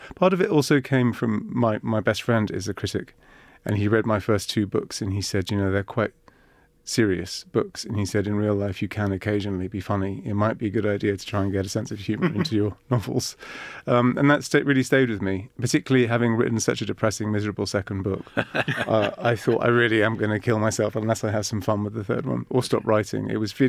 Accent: Cyprus; I grew up in Cyprus too.

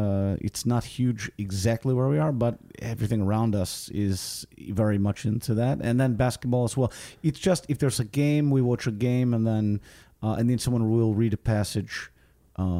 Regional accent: Vilnius, Vilnius County, Lithuania; I'm from Vilnius, Lithuania.

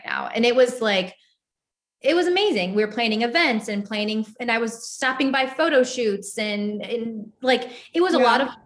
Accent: Cleveland, Ohio, United States; moved away as an adult; also born or lived in New York / Los Angeles / Charleston; we're both from Cleveland

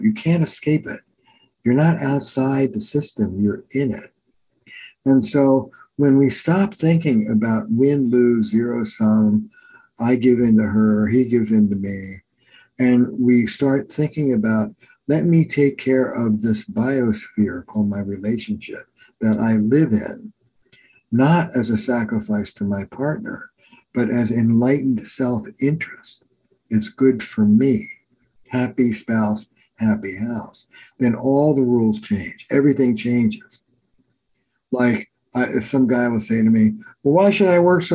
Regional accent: New Jersey, United States; also born or lived in New York; now in Boston, United States; I'm from Jersey, but I live in Boston

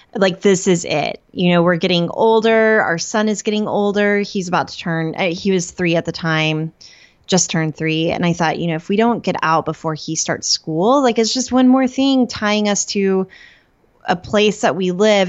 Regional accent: Norman, Oklahoma, United States; moved away as an adult; now in Detroit area, United States; Before that, I lived in Norman, Oklahoma. That's where I grew up

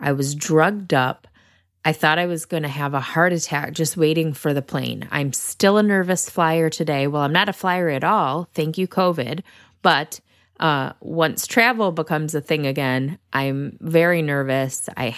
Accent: Northern United States, United States; accent: northern; I definitely say it with my northern accent.

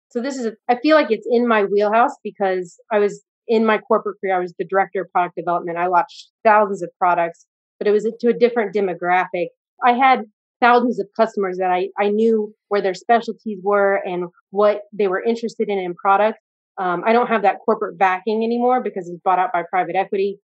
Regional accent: United States; I'm American

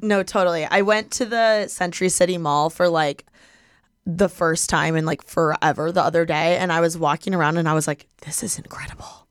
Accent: Midwest, United States; born or raised there

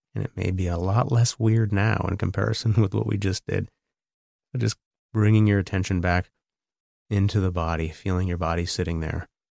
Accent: Canada; I'm Canadian. I live across the border

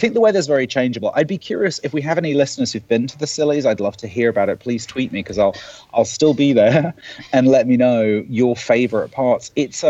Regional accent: United Kingdom; moved away; even as a British person

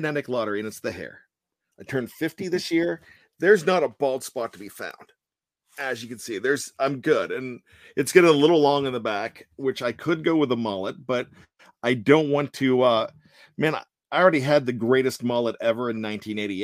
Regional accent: Johnstown, Pennsylvania, United States; moved away; I'm from Richland High School in Johnstown

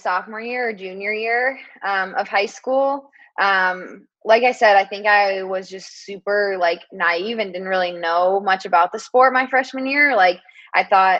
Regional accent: Boulder, Colorado, United States; moved away as an adult; also born or lived in Stanford, California; now in Portland, United States; I am from Boulder, Colorado

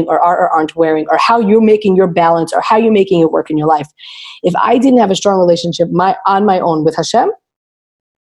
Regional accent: Lakewood, New Jersey, United States; I grew up in Lakewood, New Jersey

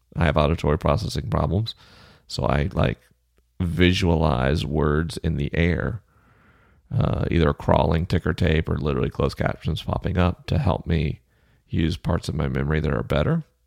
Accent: Southeast, United States; moved away; I'm from the Southeast.

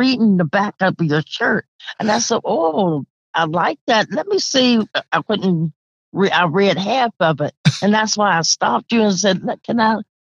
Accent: Pittsburgh, Pennsylvania, United States; moved away as an adult; also born or lived in Detroit, Michigan; now in Atlanta, United States; I'm born and raised.

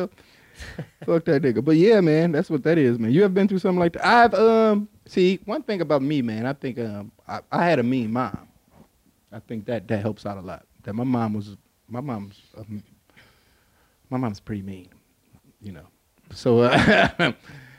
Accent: Detroit, Michigan, United States; growing up in Detroit, we have a real segregated community

